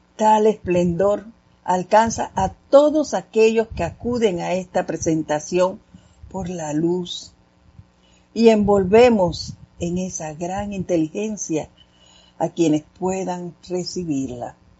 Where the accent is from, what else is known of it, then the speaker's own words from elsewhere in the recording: Panama; hablando así como, como panameños machacados